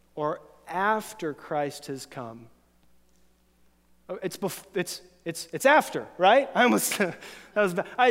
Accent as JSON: {"language": "English", "region": "Florida", "country": "United States", "tie": "born or raised there", "moved": "yes", "said": "when I was a teenager, a friend and I grew up in Florida"}